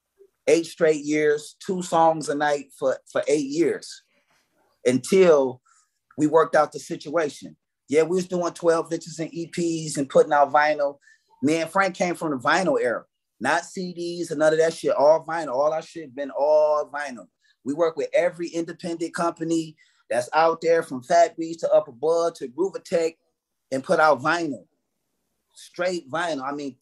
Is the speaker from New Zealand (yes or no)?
no; Canada; Because I'm Canadian.